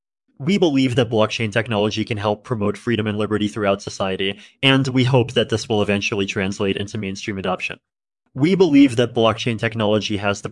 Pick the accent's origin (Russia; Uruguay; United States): Russia; I grew up in Russia, and I started developing software at a young age.